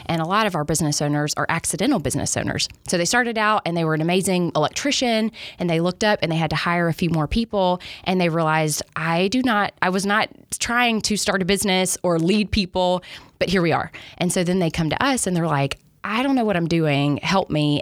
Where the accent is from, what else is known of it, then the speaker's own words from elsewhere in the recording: Alabama, United States; moved away as an adult; I grew up in Alabama